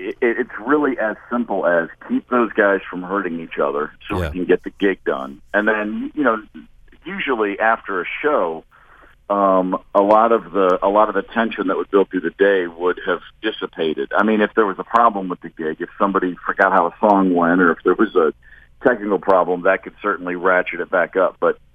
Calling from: New York, United States; I'm in New York today.

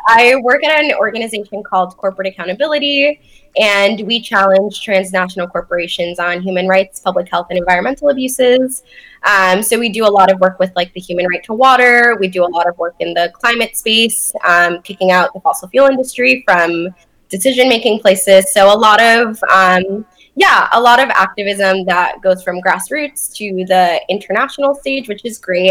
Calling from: Boston, Massachusetts, United States; I'm calling in from Boston

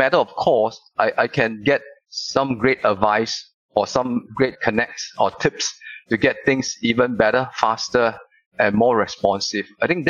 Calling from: Singapore; I'm calling you from Singapore. Bright, sunny, and really hot here.

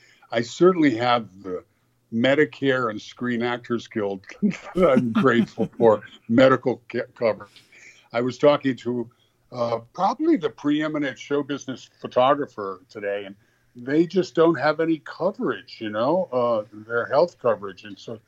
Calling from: Los Angeles, California, United States; I'm talking from Los Angeles, an area of Los Angeles called Hancock Park

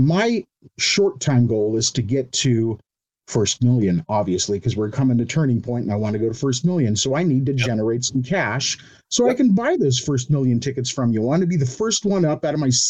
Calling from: Cypress, California, United States; Cypress, California.

